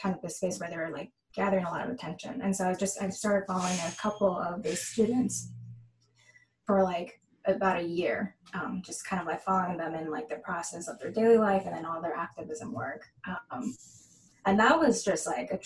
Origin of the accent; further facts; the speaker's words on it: San Gabriel Valley, California, United States; I grew up in the San Gabriel Valley, which is 10 minutes east of Los Angeles